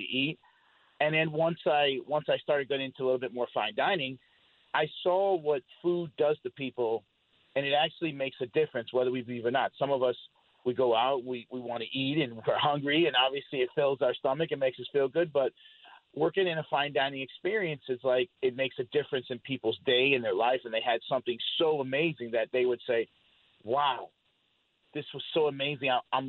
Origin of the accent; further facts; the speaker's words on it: Colorado Springs, Colorado, United States; born there; So I was born in Fort Carson Army Base in Colorado Springs. My father was in the military, as well as all my uncles and my aunts in the military as well.